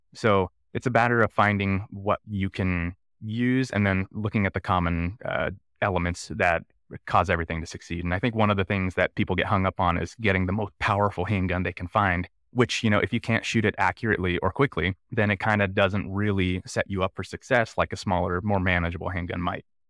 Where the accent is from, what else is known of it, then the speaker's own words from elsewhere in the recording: Nice, California, United States; moved away as an adult; also born or lived in San Francisco Bay Area; now in Jackson, United States; I grew up in Northern California in a place called Nice in Clear Lake, uh, really small town, very rural area